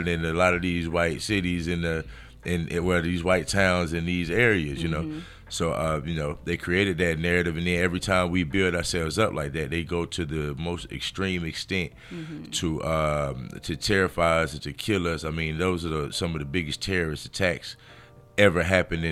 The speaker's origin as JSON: {"language": "English", "town": "Montgomery", "region": "Alabama", "country": "United States", "tie": "born or raised there", "also_born_or_lived": "New Orleans, Louisiana / Norfolk, Virginia / San Diego, California", "accent": "thick Alabama", "moved": "as an adult", "lives_now": "Los Angeles, United States", "said": "I grew up in Montgomery, so it was quite a few more black people"}